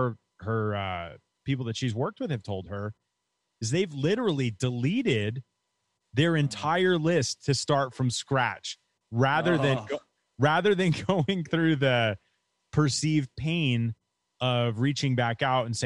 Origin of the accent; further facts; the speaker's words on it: New York, United States; moved away as an adult; also born or lived in Florida; I grew up in New York and I went to Florida to go to college.